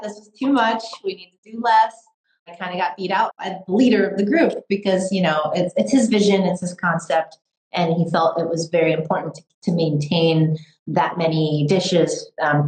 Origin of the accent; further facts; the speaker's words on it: California, United States; who I am as a Chinese American, as a Michelin trained chef, as a Californian chef